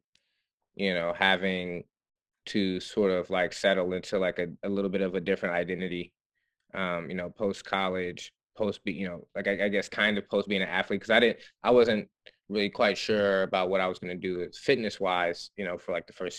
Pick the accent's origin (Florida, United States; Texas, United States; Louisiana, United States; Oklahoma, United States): Oklahoma, United States; Muskogee; moved away as an adult; also born or lived in Dartmouth; I'm from Muskogee, Oklahoma, and was born and raised there